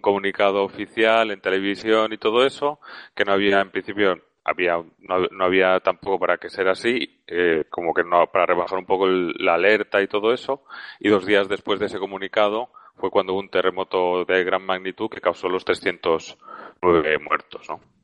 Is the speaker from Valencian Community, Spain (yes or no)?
yes; Valencia, Valencian Community, Spain; soy de Valencia